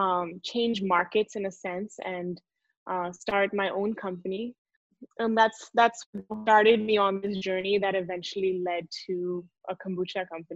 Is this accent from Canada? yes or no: no; India; He came to India as an IIT professor. So I grew up in India.